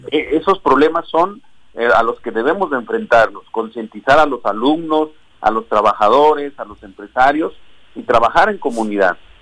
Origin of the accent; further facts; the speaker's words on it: Cotija, Michoacán, Mexico; now in Morelos, Mexico; Yo nací en Cotija, Michoacán